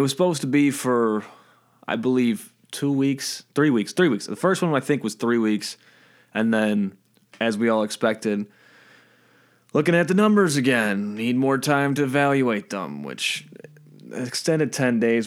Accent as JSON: {"language": "English", "region": "Michigan", "country": "United States", "said": "we're from Michigan"}